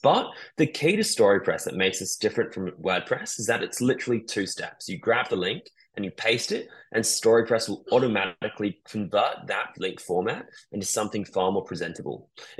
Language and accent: English; New Zealand; So a little bit about me. I grew up in New Zealand, and I was always madly obsessed about the media.